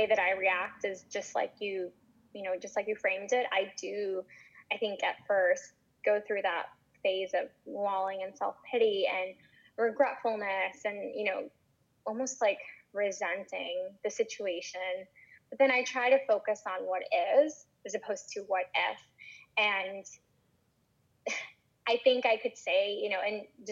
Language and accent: English; Florida, United States; growing up in Florida